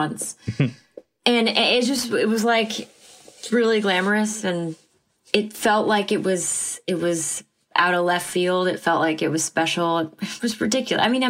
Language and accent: English; Allentown, Pennsylvania, United States; I was born and raised in Allentown, Pennsylvania